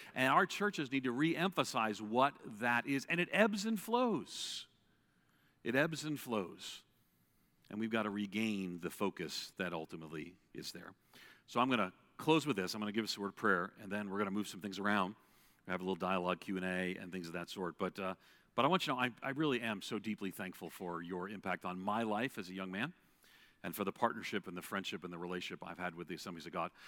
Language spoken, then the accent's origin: English; Long Island, New York, United States; I grew up outside of New York City in an Irish Catholic household